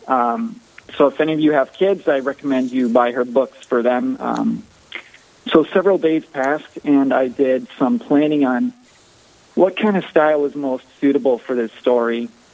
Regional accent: Sioux Falls, South Dakota, United States; I was born here in Sioux Falls and uh, raised in a very uh, a very strong Catholic family

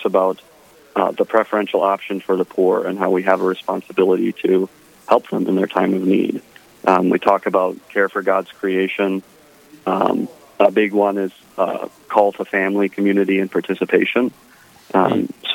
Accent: Fairmont, Minnesota, United States; I grew up in Fairmont in a pretty large Catholic family.

